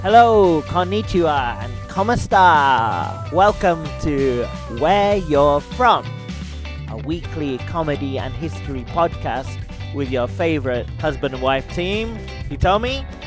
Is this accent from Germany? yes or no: no; United Kingdom; I'm British